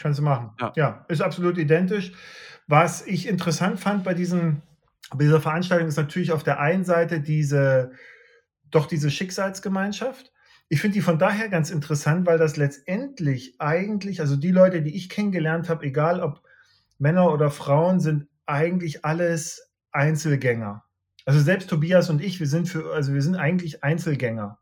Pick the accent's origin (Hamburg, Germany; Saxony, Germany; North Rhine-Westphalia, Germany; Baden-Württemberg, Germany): Saxony, Germany; Leipzig; Ich komme aus Leipzig